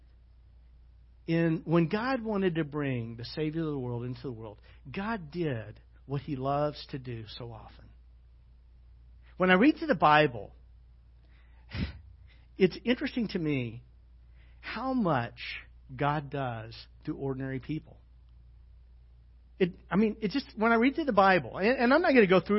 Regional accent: Little Rock, Arkansas, United States; also born or lived in Sweet Home, Arkansas; When I was a kid, I grew up in Little Rock, okay? And I went to middle school in Sweet Home

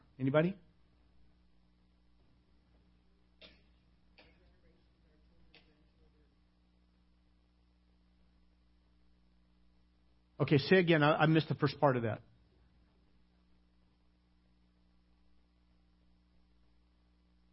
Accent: Arkansas, United States; moved away; also born or lived in Hawaii; I grew up in Arkansas

